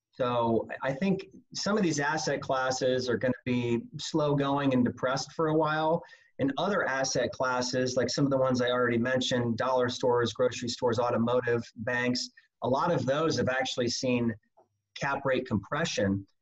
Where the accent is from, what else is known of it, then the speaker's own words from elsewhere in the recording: Omaha, Nebraska, United States; moved away as an adult; now in Phoenix, United States; I'm originally from Omaha, Nebraska. Came down here to Phoenix about 18 years ago